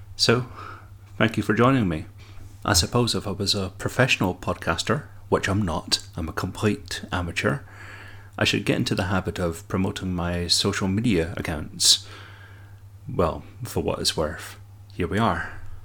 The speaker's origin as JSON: {"language": "English", "town": "Dundee", "region": "Scotland", "country": "United Kingdom", "said": "you can probably detect my accent, and that I'm from Scotland. Indeed, from sunny Dundee"}